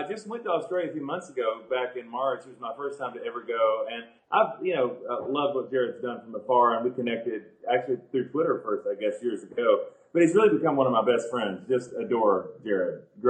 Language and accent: English; Charlotte, North Carolina, United States; moved away as an adult; now in Tulsa, United States; I've never lived anywhere outside of Charlotte, my hometown, before.